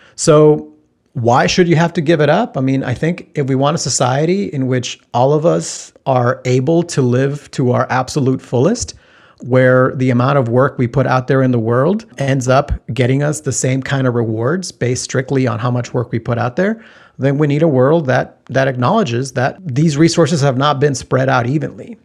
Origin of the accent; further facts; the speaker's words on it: Texas, United States; I grew up in Texas, and I went to college at the University of Texas